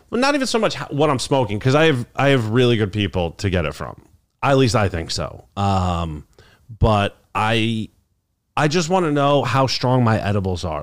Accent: New York, United States; also born or lived in Albany; my hometown

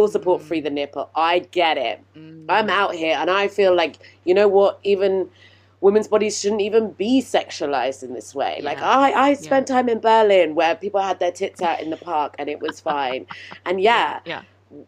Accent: United Kingdom; I'm British.

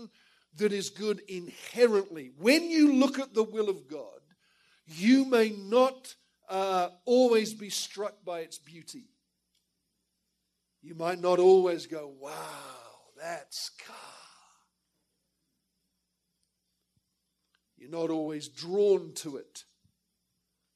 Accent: Perth, Western Australia, Australia; moved away as an adult; also born or lived in England; I was born in England, but went to Australia as a child with my parents and ended up getting saved in the Perth Church in Australia.

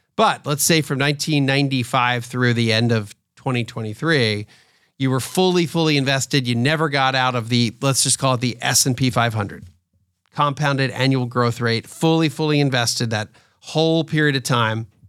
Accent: outside of Philadelphia, Pennsylvania, United States; now in Atlanta, United States; I grew up outside of Philadelphia, so I grew up as an Eagles fan to some extent.

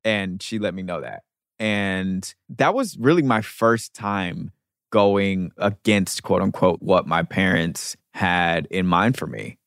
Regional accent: United States; also born or lived in London / New York; the American expat

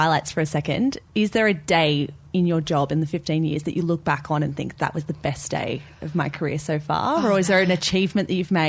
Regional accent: Victoria, Australia; we're from Victoria, we're super into the AFL

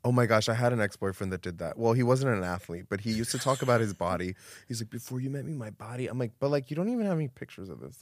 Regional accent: Miami, Florida, United States; moved away; also born or lived in New York; I grew up in Miami

